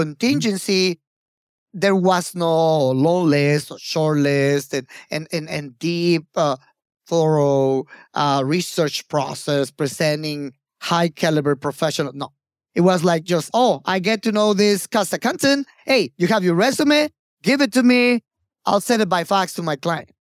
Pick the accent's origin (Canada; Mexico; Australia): Mexico; also born or lived in Mexico City / Japan; I had to come back to Mexico